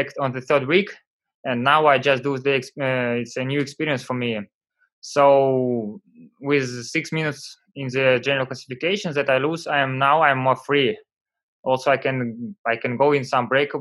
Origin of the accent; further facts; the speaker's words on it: Vyborg, Leningrad Oblast, Russia; English is a second language; I come from Vyborg. It's near Finland. In my city was always a bad weather